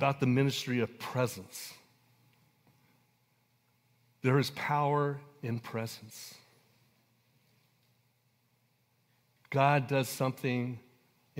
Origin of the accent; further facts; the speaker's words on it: Coalinga, California, United States; I was born and raised in Coalinga, California.